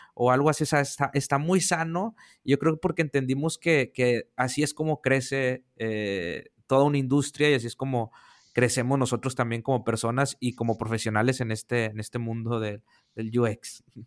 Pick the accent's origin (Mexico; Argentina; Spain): Mexico; Monterrey, Nuevo León; yo acá en mi tierra de Monterrey